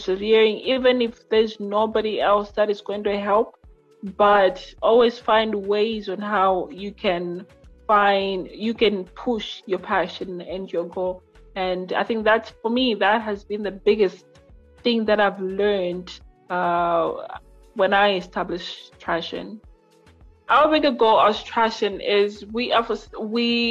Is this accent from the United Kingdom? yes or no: no; Lilongwe, Central Region, Malawi; I am from Lilongwe, Malawi